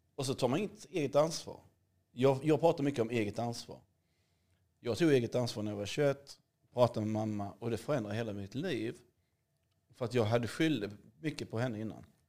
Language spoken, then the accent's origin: Swedish; Hässleholm, Skåne, Sweden; moved away; also born or lived in Bahamas; Jag är uppväxt i Skåne, i Hässleholm